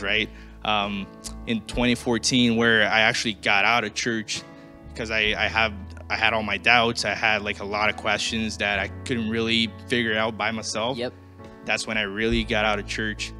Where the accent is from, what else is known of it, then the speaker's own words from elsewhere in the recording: Brazil; moved away; I'm originally from Brazil.